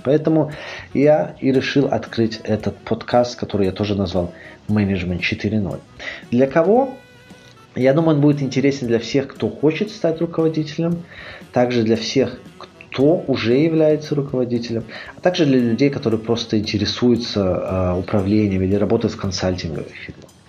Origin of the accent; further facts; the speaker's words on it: Minsk, Belarus; moved away as an adult; also born or lived in Dresden, Germany / Grenoble, France; Я родился в Минске.